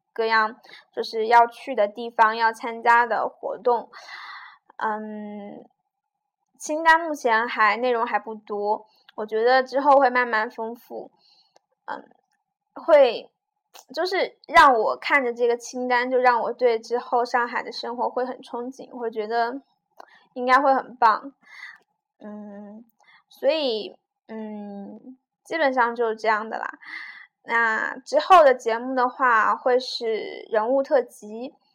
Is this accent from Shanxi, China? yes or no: no; Jiujiang, Jiangxi, China; also born or lived in Nanchang; 我家乡是九江嘛，那一个很小的城市